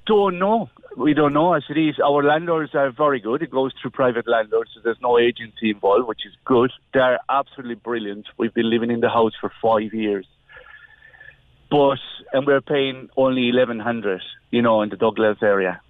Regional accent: Spain; moved away as an adult; now in Ireland; we're coming from from Spain, so we've been living in Ireland for the last twenty years

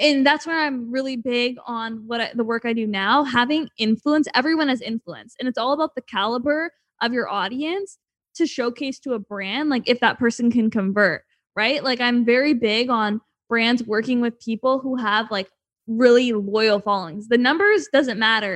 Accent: Canada; moved away as an adult; now in Los Angeles, United States; I'm from Canada

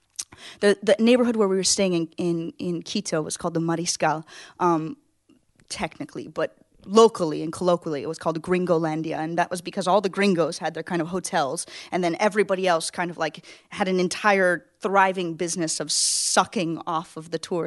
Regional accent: United States; I'm from America

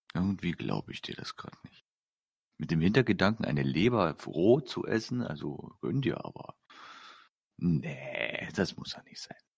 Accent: Saxony, Germany; ich, bin jetzt, schon seit fast, 25, ja, fast 26 Jahren gebürtiger Sachse

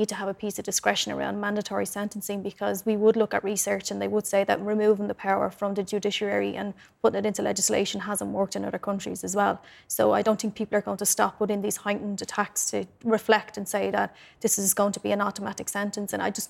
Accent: Dublin, Leinster, Ireland; I'm from Cherry Orchard again

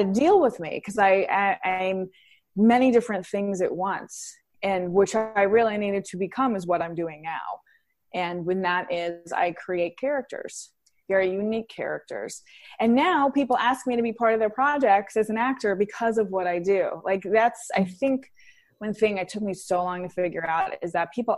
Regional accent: New York City, New York, United States; I grew up in Queens, New York, in an Italian-American family

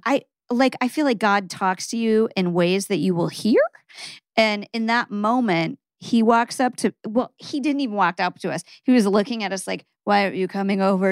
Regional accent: Omaha, Nebraska, United States; "I'm from Nebraska." He goes, "Omaha?" I go, "Yeah."

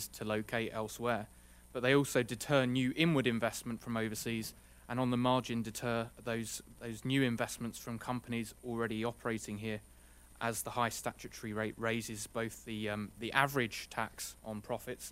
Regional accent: United Kingdom; moved away as an adult; now in United States; As my accent probably implies and Chris has alluded to, I'm relatively fresh off the boat from the UK

